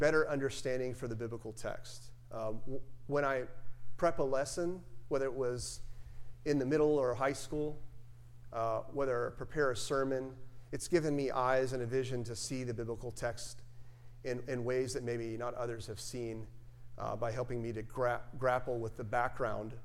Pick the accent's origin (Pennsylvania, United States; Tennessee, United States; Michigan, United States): Tennessee, United States; moved away; my home state is Tennessee and my family lives there